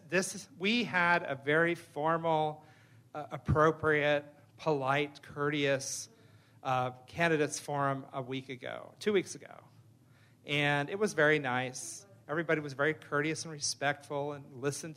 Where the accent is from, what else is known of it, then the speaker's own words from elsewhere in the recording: Phoenix, Arizona, United States; I'm from Phoenix.